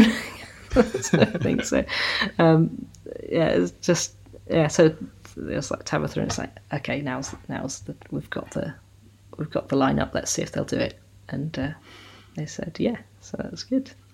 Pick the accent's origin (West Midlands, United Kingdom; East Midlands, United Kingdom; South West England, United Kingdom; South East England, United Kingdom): South West England, United Kingdom; South Devon; also born or lived in Sheffield; now in Somerset, United Kingdom; I was born in Sheffield, which is in South Yorkshire, and uh, grew up in South Devon. So, but living in Somerset now.